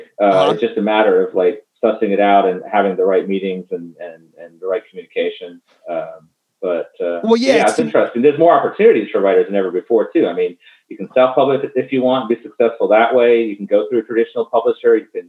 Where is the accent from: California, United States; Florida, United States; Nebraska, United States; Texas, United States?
Florida, United States; Tallahassee; in my hometown, Tallahassee, Midtown Reader.